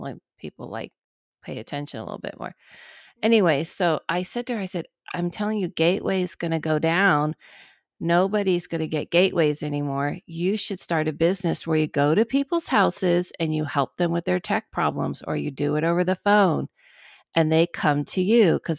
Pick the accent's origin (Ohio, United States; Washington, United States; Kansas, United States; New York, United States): Ohio, United States; Okay, so I grew up in Ohio in the house of parents.